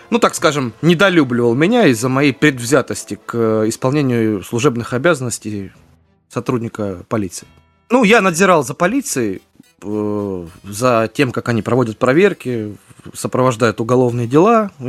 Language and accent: Russian; Rostov-on-Don, Rostov Oblast, Russia; Из э, Ростов-на-Дону.